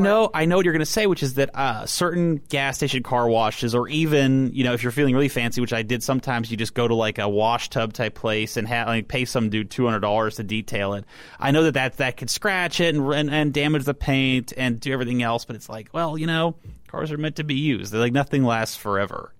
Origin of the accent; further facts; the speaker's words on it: Texas, United States; I grew up in Texas